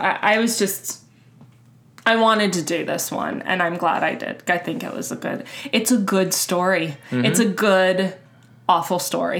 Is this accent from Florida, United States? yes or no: yes; Miami, Florida, United States; moved away; also born or lived in Minnesota; I grew up in Miami